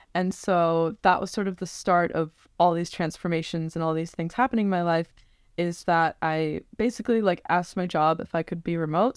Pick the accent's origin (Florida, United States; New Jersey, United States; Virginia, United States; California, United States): Virginia, United States; Northern; I'm originally from the Northern Virginia area, like born and raised, raised there